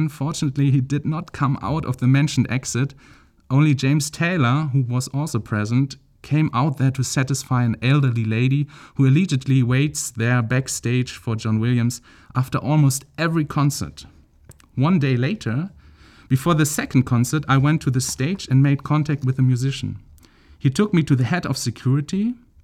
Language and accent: English; Celle, Lower Saxony, Germany; I'm originally from Celle near Hannover in northern Germany